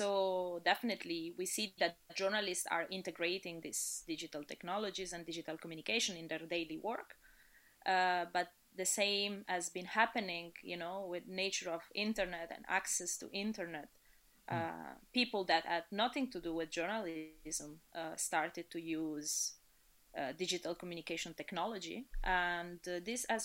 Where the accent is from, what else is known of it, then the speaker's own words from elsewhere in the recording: Italy; moved away as an adult; now in Dublin, Ireland; I was born in Italy, but I would say I've been traveling a little bit everywhere in the past 15 years.